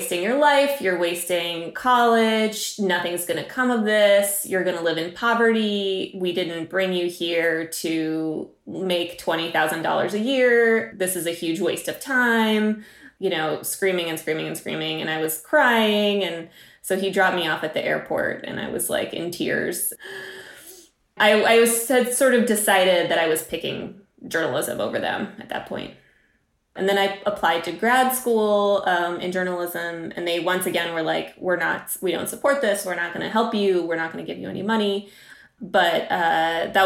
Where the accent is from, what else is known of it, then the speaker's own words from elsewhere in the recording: West Texas, United States; also born or lived in Russia; I was a Russian kid growing up in West Texas